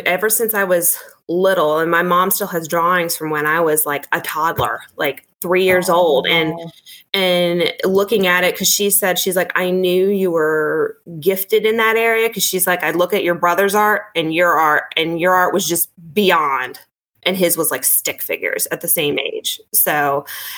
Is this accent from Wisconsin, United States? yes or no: no; Richmond, Virginia, United States; moved away as an adult; now in Northern Virginia, United States; I'm from Richmond